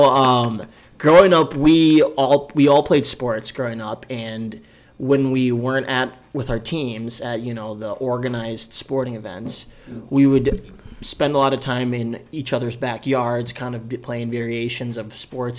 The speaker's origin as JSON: {"language": "English", "area": "Evergreen", "region": "Minnesota", "country": "United States", "tie": "born or raised there", "said": "we grew up in Evergreen."}